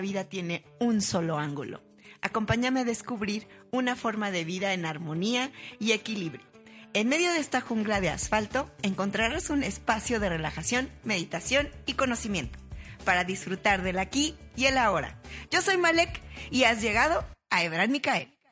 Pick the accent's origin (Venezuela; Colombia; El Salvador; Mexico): Mexico; Somos orgullosamente mexicanos.